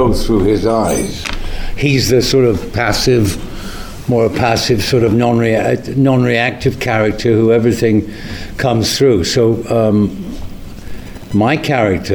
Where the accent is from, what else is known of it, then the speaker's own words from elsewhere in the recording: Manchester, North West England, United Kingdom; we're from the same town. We're from the Manchester. We're both from there